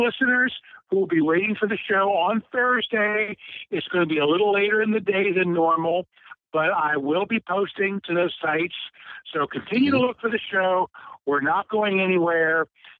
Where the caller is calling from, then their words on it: Cincinnati, Ohio, United States; from Cincinnati.